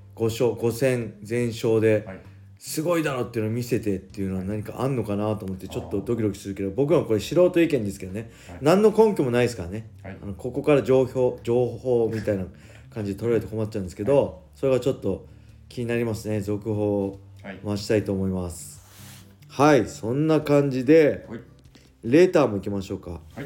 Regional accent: Japan; 僕はただ 日本人だって海外アメリカ行ったら、はい、僕は外国人なんで

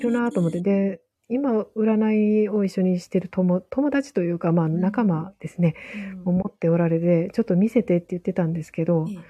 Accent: Nara, Japan; 私ら奈良の人

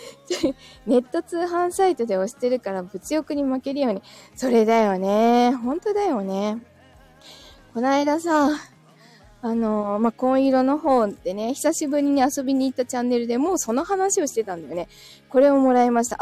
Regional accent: Yokohama, Kanagawa, Japan; 自分は、横浜生まれだしね。いい横浜に住んでるでしょ

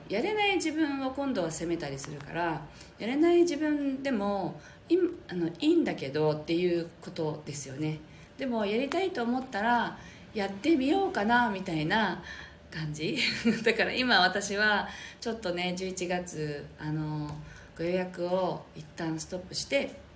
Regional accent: Japan; この地に生まれたからそれをやっぱりね使いこなすというかそれが私たちの言語なので

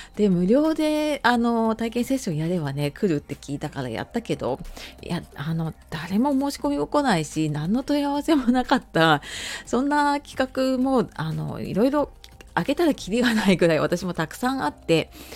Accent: Hokkaido, Japan; moved away; 小さい頃北海道に住んでた

